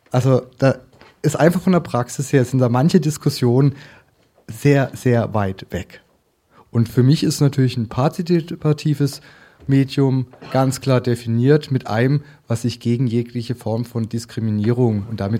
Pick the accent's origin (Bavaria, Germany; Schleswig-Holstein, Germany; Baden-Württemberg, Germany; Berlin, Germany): Baden-Württemberg, Germany; Äh, ich komme aus dem Land der Wutbürger. Auch ein völliger falscher Name. Das ist ein Bundesland, wo ähm, mehr als 10 Prozent keinen deutschen Pass haben.